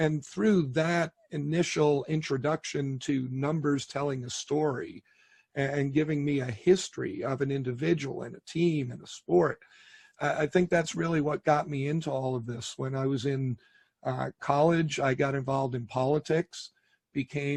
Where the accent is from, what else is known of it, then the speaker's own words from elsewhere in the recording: New York City, New York, United States; I was born in New York City, grew up in that area of the country